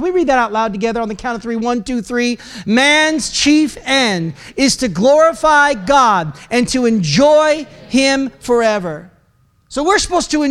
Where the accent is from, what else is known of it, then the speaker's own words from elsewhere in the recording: Oregon, United States; I'm from Oregon.